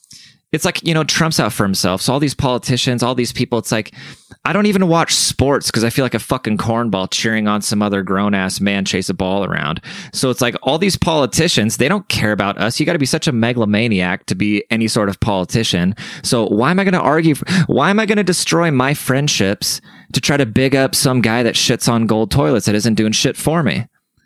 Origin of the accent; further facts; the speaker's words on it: Germany; now in San Antonio, United States; I'm German, right? So I grew up in Germany. My family speaks German and everything, and I've never been around my people, like all besides when I lived in Germany. But as soon as I came to the States, I've never really been around Germans